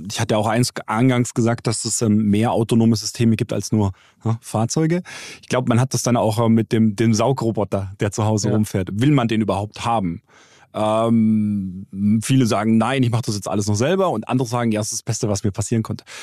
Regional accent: Bavaria, Germany; Ich komme aus Bayern

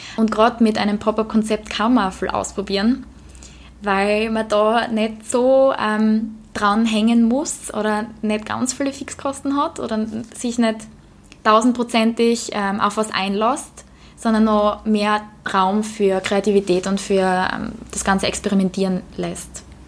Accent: Austria; also born or lived in London; bei uns in Österreich

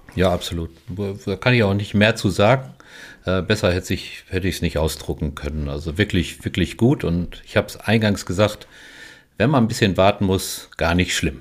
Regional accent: Germany; wir so als Deutsche

